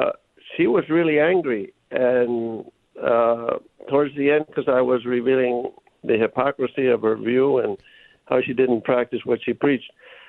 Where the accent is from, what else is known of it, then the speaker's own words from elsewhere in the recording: New Haven, Connecticut, United States; For the record, I'm a Connecticut boy. I was born in New Haven, Connecticut, in Yale Hospital.